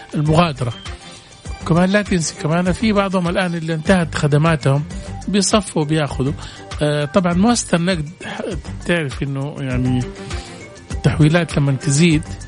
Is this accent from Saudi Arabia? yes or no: yes; Saudi Arabia; ونحن عندنا في السعوديه